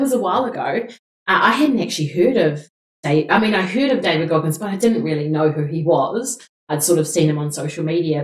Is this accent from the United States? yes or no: no; New Zealand; We're two Kiwi girls